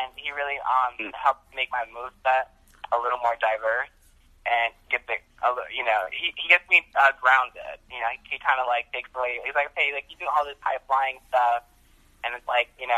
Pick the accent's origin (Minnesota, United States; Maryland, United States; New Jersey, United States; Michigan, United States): New Jersey, United States; I'm from New Jersey, so we have Wawa